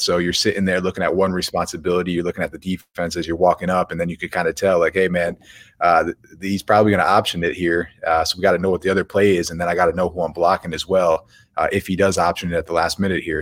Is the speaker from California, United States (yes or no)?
no; Buffalo, New York, United States; we grew up playing hockey. We're from Buffalo, New York